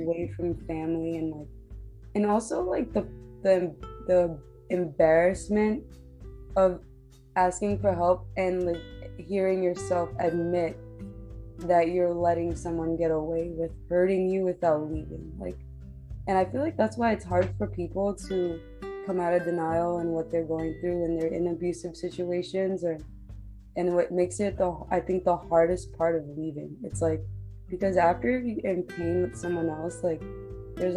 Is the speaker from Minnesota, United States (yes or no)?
no; New York, United States; growing up in New York